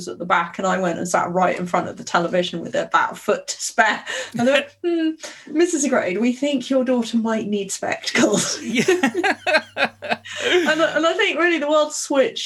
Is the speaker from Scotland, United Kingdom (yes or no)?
no; London, United Kingdom; I was born in Southeast London, Guy's Hospital, and we lived in Dulwich in Southeast London.